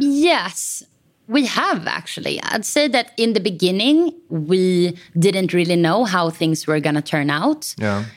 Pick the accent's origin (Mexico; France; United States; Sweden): Sweden; Stockholm, Stockholm County; also born or lived in Copenhagen; I am from Stockholm